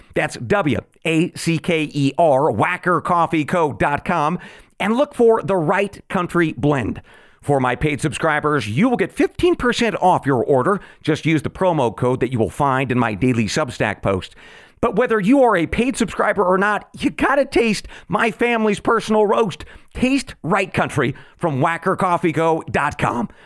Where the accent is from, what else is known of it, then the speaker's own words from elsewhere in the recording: Oregon, United States; my home state of Oregon